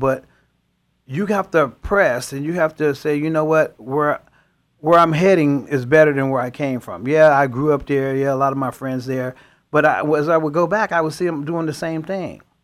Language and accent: English; Chicago, Illinois, United States; moved away as an adult; now in California, United States; I grew up in Chicago, in the inner cities of Chicago